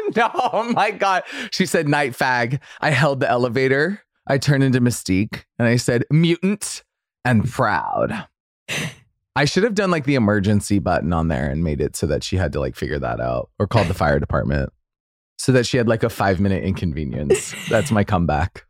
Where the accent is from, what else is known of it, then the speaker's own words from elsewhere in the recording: Boise, Idaho, United States; moved away; In Idaho, I love, you know, I love my hometown